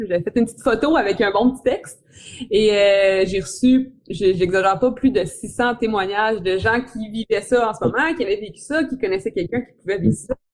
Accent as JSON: {"language": "French", "town": "Quebec City", "region": "Quebec", "country": "Canada", "said": "je viens de Québec, Québec, Québec, la ville de Québec"}